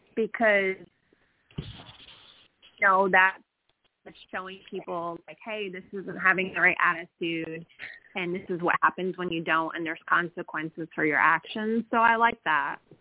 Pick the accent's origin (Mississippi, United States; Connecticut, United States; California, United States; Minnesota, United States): Connecticut, United States; moved away as an adult; now in Georgia, United States; I am actually originally from Connecticut. I don't know if I still have. I don't know if I still have my accent or not, but um, I've been down here in Georgia, down south, since I was 23.